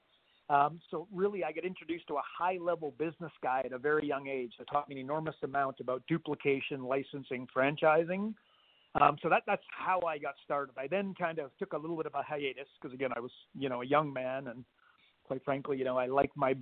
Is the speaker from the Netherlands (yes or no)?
no; Canada; moved away as an adult; also born or lived in Australia; I'm Canadian